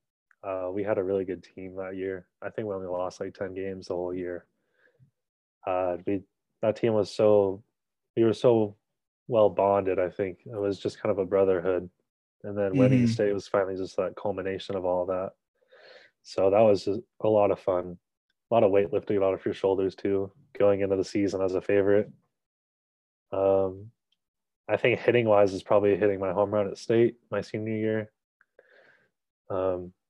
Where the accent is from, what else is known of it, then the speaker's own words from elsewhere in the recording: Bend, Oregon, United States; I grew up in Bend, Oregon